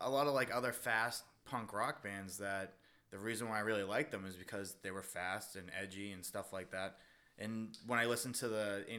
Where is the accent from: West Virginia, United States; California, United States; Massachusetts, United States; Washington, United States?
Massachusetts, United States; Boston; growing up in Southie